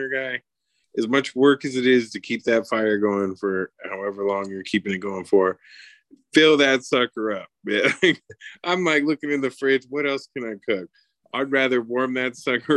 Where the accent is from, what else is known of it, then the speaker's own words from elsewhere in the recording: New Mexico, United States; From New Mexico